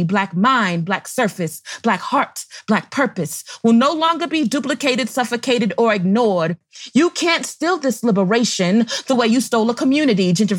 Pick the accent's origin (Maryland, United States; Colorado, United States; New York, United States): Colorado, United States; Denver; I am from the Park Hill neighborhood area, but my artistic roots are in the Five Points, Walton Street community.